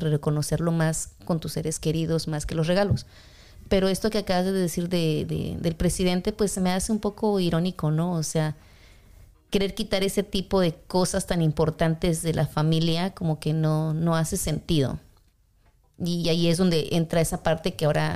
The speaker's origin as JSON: {"language": "Spanish", "region": "Mexico City", "country": "Mexico", "also_born_or_lived": "Kansas", "moved": "yes", "lives_now": "Kansas City, United States", "said": "algunas personas que yo conozco, que somos de la Ciudad de México"}